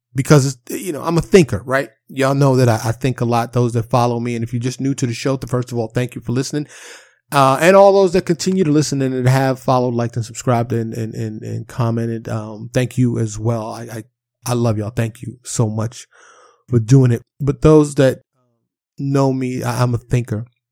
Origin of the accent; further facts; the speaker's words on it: New York City, New York, United States; Growing up in Harlem and the South Bronx in New York City